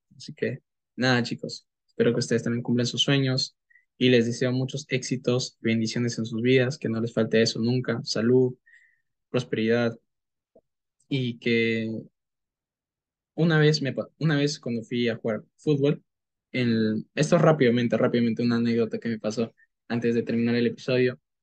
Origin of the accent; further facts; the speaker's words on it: Peru; soy de Perú y soy marketer profesional